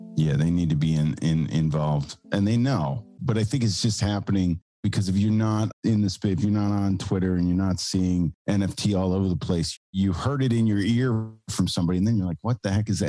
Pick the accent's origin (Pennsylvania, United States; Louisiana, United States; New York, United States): New York, United States; New York City; I'm from New York City. I have a studio here